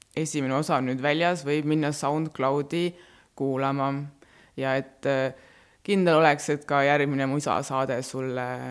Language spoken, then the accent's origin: Estonian; Estonia; first language Estonian; also born or lived in Rapla / Väätsa, Järva County / Mulgimaa (grandfather); kolisin Raplast äh, Väätsale, siis käisin, ma ei tea, Paides koolis